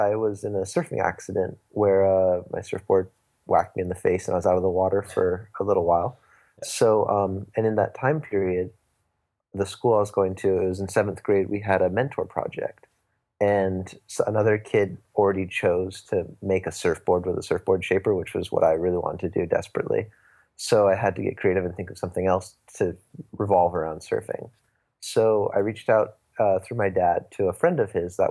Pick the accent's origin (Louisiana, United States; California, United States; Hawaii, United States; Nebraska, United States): California, United States; Santa Barbara; I'm from Santa Barbara, California